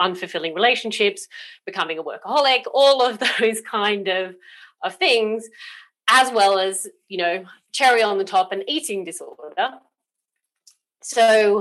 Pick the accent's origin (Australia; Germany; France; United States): Australia; also born or lived in South Coast, United Kingdom; now in United Kingdom; I was actually born in Australia